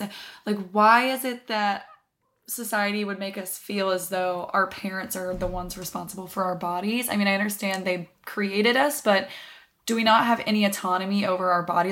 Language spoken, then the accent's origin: English; the South, United States; moved away; I was raised in the South